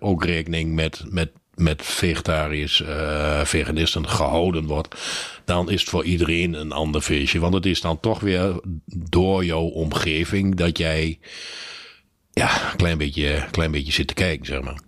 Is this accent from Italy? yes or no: no; Netherlands; als Nederlander